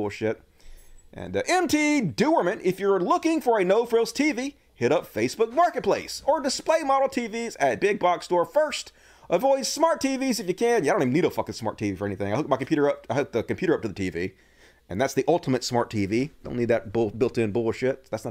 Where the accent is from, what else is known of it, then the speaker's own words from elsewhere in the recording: United States; I grew up in America